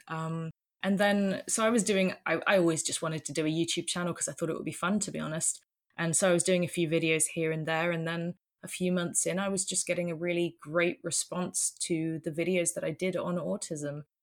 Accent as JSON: {"language": "English", "country": "United Kingdom", "also_born_or_lived": "London", "moved": "as an adult", "lives_now": "Netherlands", "said": "I'm British, but, um, about, uh, gosh, seven years ago now, uh, we moved, moved over to the Netherlands"}